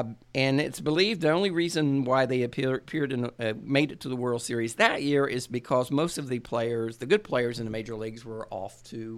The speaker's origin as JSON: {"language": "English", "town": "Portsmouth", "region": "Ohio", "country": "United States", "tie": "born or raised there", "said": "Portsmouth, Ohio. It's my hometown."}